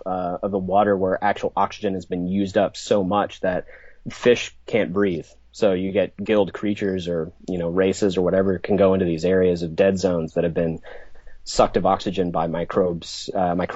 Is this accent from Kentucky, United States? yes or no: yes; Kentucky, United States; where I grew up in Kentucky